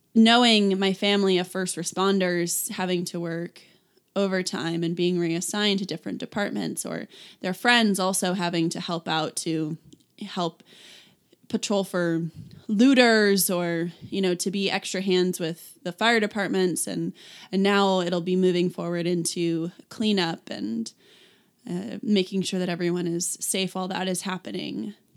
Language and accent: English; Vacaville, California, United States; moved away; I grew up in Vacaville, and I love California